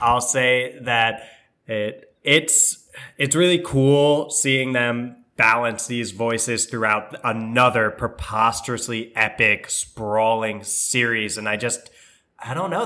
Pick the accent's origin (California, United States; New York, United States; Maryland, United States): New York, United States; we're from New York